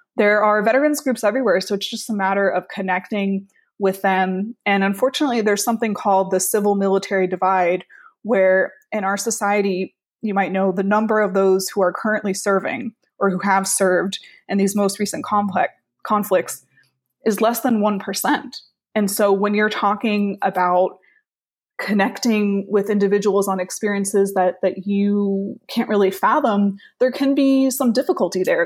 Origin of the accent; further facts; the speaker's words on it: South Florida, United States; moved away as an adult; also born or lived in Washington, D.C. / New York City; I am from South Florida originally, and for the past decade, I have been living and working and studying in Washington, D C